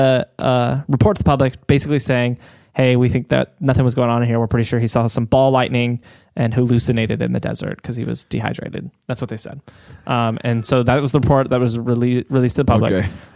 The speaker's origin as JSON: {"language": "English", "region": "Iowa", "country": "United States", "said": "I'm from Iowa."}